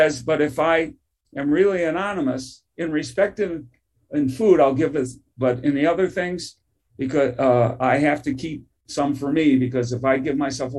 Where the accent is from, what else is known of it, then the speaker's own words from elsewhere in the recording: Detroit, Michigan, United States; I grew up in Detroit, Michigan.